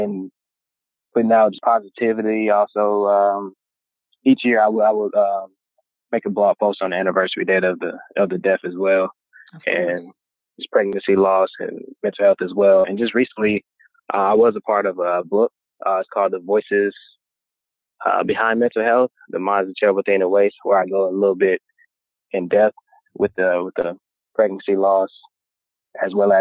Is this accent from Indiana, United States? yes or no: yes; Gary, Indiana, United States; My parents, they're from Indiana. So we are originally from Gary, Indiana.